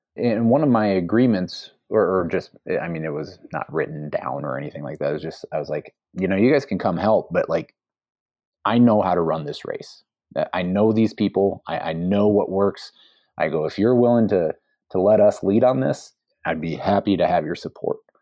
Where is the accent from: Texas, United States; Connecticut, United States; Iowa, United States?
Iowa, United States; moved away as an adult; also born or lived in Seattle; the Iowa I grew up